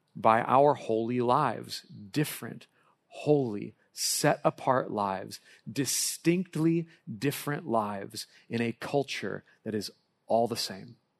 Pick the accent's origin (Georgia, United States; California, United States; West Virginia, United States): California, United States; Southern; I grew up in Southern California and my dad was a Dodger fan.